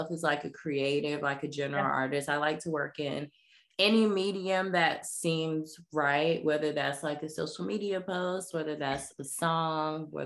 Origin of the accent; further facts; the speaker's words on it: Jacksonville, Florida, United States; I'm born and raised in the South, born and raised in Jacksonville, Florida